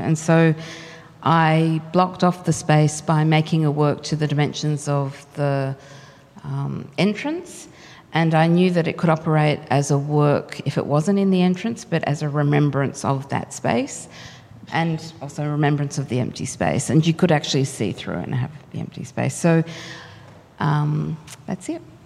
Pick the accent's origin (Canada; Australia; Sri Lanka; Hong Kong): Australia; cultural identity as an Australian